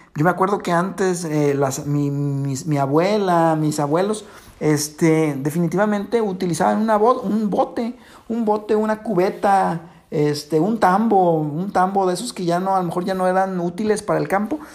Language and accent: Spanish; Mexico; nosotros como mexicanos